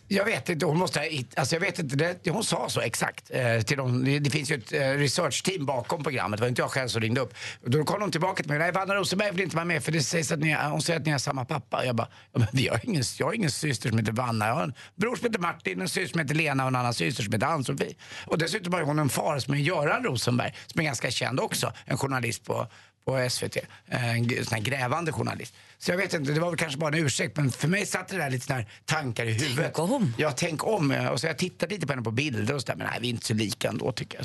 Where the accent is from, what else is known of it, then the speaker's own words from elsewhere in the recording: Stockholm, Stockholm County, Sweden; jag som är stockholmare